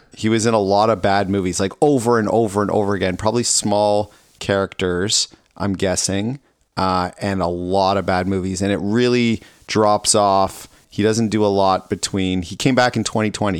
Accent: Ontario, Canada; moved away; I grew up in Ontario where it was cold enough

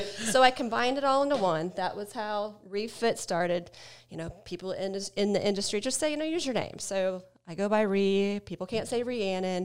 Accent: Ohio, United States; now in Atlanta, United States; I'm from Ohio

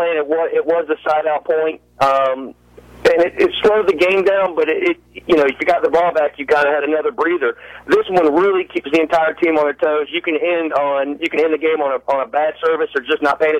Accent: Richmond, Virginia, United States; moved away as an adult; now in Savannah, United States; Right outside of Richmond, Virginia. Grew up on the West End

